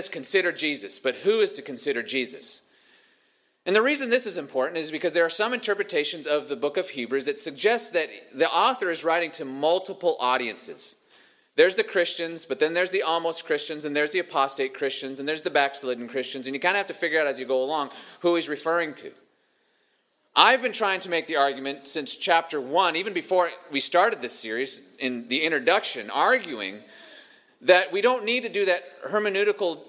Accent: Montana, United States; where I grew up in Montana

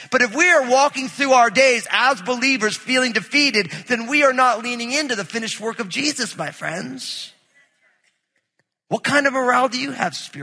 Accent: New Jersey, United States; I grew up in New Jersey

